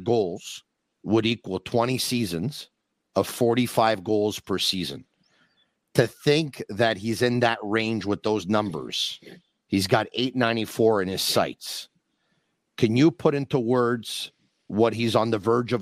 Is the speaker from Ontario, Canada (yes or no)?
no; Montreal, Quebec, Canada; I grew up in Montreal